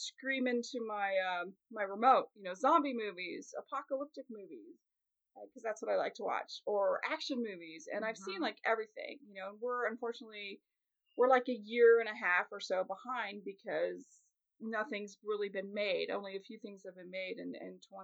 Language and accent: English; Kansas City, Missouri, United States; my hometown, when Kansas City does well at sports, I'm